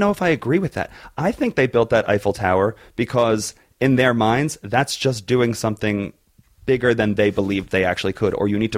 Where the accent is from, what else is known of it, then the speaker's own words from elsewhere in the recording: East Coast, United States; We're both from the East Coast